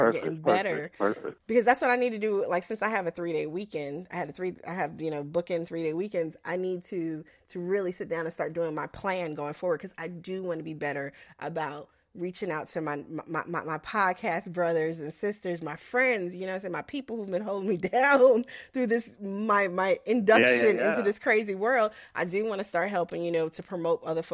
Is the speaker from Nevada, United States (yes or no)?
no; New York City, New York, United States; moved away; also born or lived in Chicago; We grew up in Harlem, then we moved to Chicago